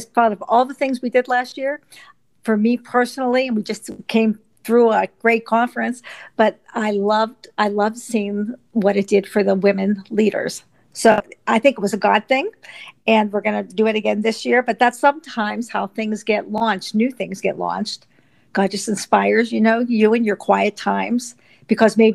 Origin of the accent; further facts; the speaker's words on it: Pittsburgh, Pennsylvania, United States; also born or lived in Texas; now in Phoenixville, United States; I'm from Phoenixville, Pennsylvania, but originally I was brought up on the Pittsburgh side of the state